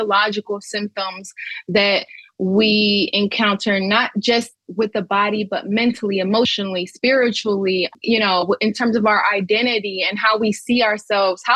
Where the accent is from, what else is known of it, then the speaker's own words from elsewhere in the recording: Pontiac, Michigan, United States; I'm originally from Pontiac, Michigan